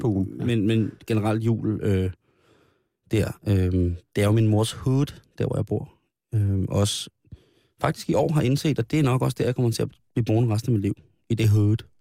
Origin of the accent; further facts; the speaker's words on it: Denmark; Den 24. holdt vi jul i Ibskoven, det er mit barndomshjem